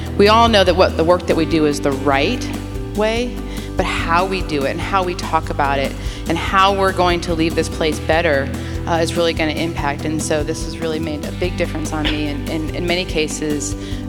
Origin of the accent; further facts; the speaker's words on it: Chicago, Illinois, United States; moved away as an adult; now in Southern United States; I'm from the South Side of Chicago. I'm from the North, moving to the South.